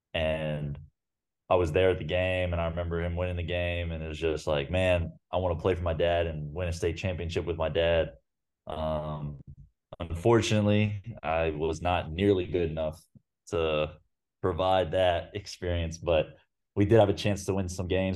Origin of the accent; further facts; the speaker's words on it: Ponte Vedra Beach, Florida, United States; moved away as an adult; now in Belgrade, Serbia; I grew up in Pontevedra, so it was a twenty minute car ride to get to U N F Arena